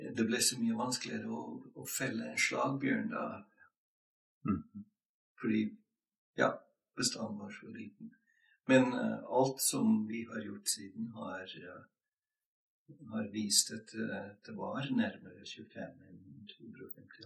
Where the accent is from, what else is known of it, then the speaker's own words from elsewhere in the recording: Montana, United States; Norwegian is a second language; moved away as an adult; also born or lived in Sweden; now in Norway; Jeg kommer fra Montana i USA